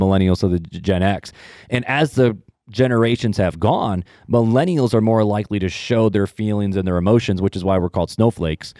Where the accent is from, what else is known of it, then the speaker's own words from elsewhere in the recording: Hammond, Indiana, United States; also born or lived in Highland, Indiana; I'm originally from Northwest Indiana, um, from the armpit